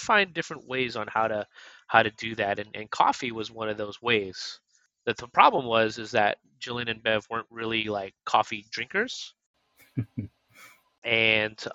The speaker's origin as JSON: {"language": "English", "town": "Vallejo", "region": "California", "country": "United States", "tie": "born or raised there", "also_born_or_lived": "Connecticut / Alameda, California", "said": "I'm originally from the Bay Area, from Vallejo, California."}